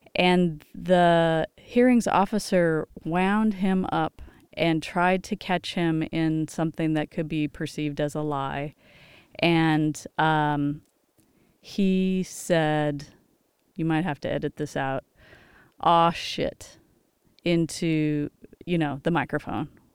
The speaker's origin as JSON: {"language": "English", "town": "Los Angeles", "region": "California", "country": "United States", "tie": "born or raised there", "said": "I grew up in Los Angeles."}